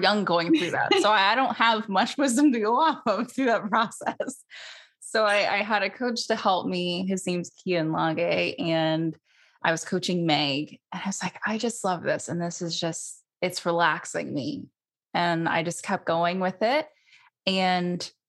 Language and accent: English; San Francisco Bay Area, California, United States; I grew up in the San Francisco Bay Area